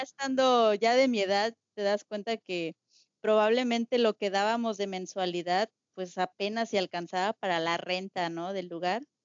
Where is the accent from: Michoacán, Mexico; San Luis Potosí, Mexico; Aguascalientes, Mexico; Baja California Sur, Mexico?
San Luis Potosí, Mexico; soy de San Luis Potosí, de la capital.